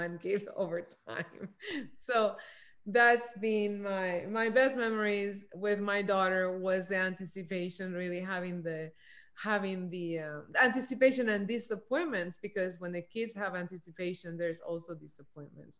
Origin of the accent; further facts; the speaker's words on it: Puerto Rico; moved away; I grew up in Puerto Rico